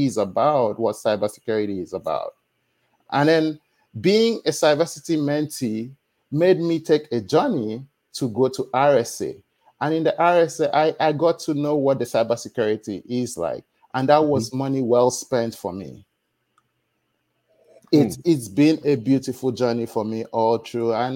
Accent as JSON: {"language": "English", "country": "Nigeria", "tie": "born or raised there", "moved": "as an adult", "lives_now": "United States", "said": "I was born in Nigeria."}